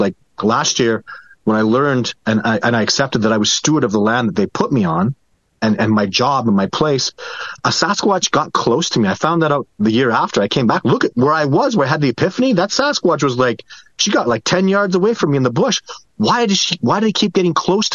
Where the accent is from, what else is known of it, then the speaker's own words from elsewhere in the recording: Canada; I'm Canadian